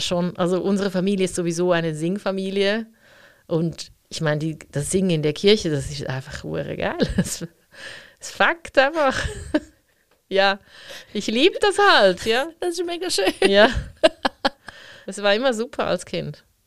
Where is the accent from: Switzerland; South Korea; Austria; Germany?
Switzerland; Zurich; ich bin ja in der Stadt Zürich aufgewachsen